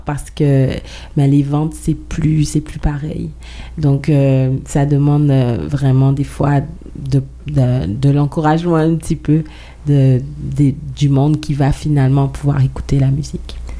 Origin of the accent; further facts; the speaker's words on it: Guadeloupe; now in Montreal, Canada; je viens de la Guadeloupe, mais j'habite à Montréal depuis plus de 16 ans.